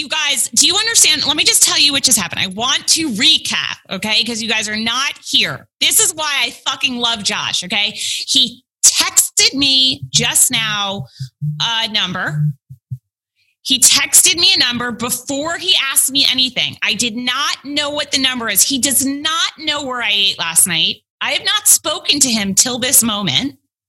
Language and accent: English; Manhattan, New York, United States; In Manhattan. Yeah.